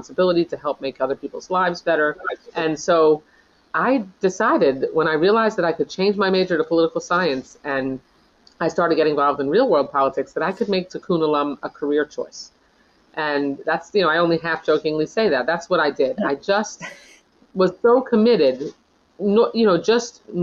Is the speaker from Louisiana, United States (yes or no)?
no; Long Island, New York, United States; now in Florida, United States; I grew up on Long Island